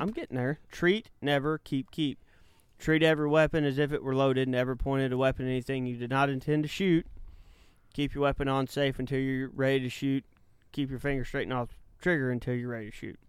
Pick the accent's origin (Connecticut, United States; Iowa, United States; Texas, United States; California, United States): Texas, United States; Malta; I was in the living room, uh, in, uh, Malta, Texas